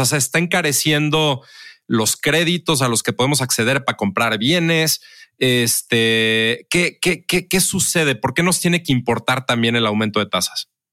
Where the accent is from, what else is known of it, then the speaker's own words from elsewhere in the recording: Mexico; como mexicano